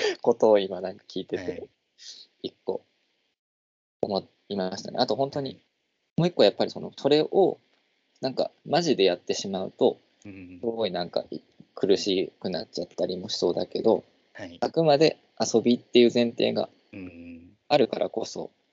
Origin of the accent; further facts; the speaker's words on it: Nagoya, Aichi, Japan; moved away as an adult; also born or lived in Itabashi, Tokyo; 僕は名古屋